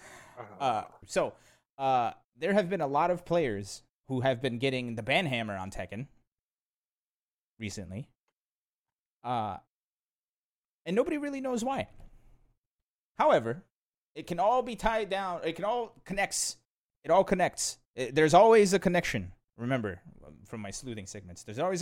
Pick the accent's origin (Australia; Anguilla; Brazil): Brazil; now in United States; I was born in Brazil.